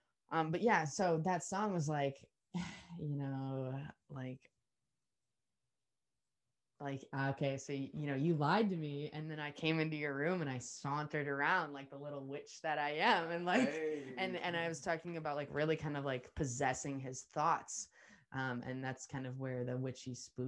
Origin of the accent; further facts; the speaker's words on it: New Zealand; I get even more convicted of the fact that I'm from New Zealand.